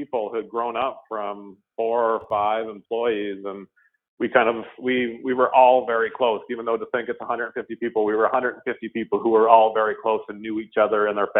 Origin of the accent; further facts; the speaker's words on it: Ottawa, Ontario, Canada; moved away as an adult; now in Toronto, Canada; I have lived in Canada the entire time. I moved from Ottawa to Toronto in, I think it was 2006, and I've been in Toronto from a housing perspective ever since.